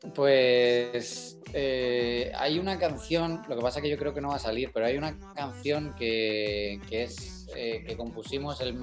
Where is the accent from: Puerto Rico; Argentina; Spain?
Spain; Madrid, Community of Madrid; el madrileño